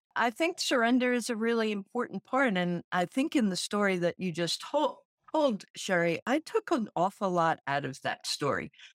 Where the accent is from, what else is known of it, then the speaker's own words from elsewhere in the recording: Central New Jersey, United States; also born or lived in Brooklyn, New York; I grew up in New Jersey